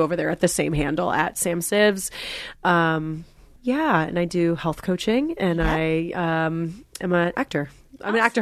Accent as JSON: {"language": "English", "region": "New Jersey", "country": "United States", "moved": "yes", "said": "I'm from New Jersey and I recently went home like in over the summer"}